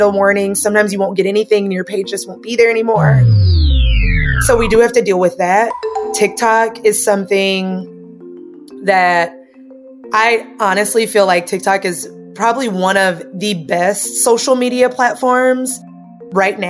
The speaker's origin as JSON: {"language": "English", "region": "Tennessee", "country": "United States", "said": "I'm from Tennessee."}